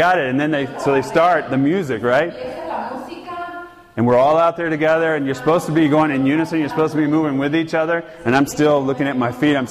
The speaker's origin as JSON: {"language": "English", "region": "Georgia", "country": "United States", "said": "I'm from Georgia"}